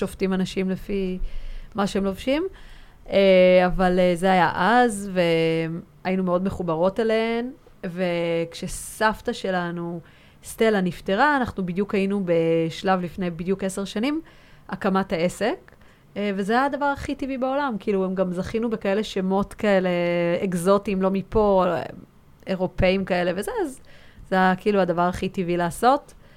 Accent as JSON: {"language": "Hebrew", "town": "Tel Aviv", "region": "Tel Aviv District", "country": "Israel", "tie": "born or raised there", "said": "גם ורד וגם אני נולדנו כאן בתל אביב, וכאילו זה היה באמת הבסיס שלנו"}